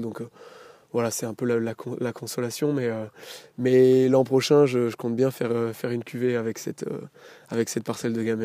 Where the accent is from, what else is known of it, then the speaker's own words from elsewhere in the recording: Saint-Barthélemy-le-Plain, Auvergne-Rhône-Alpes, France; j'ai grandi donc à Saint-Barthélemy-le-Plein dans le village où je me suis installé